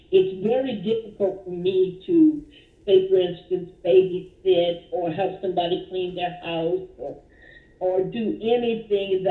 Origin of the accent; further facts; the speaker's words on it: Dallas, Texas, United States; I grew up here in Dallas, Texas, where I was born.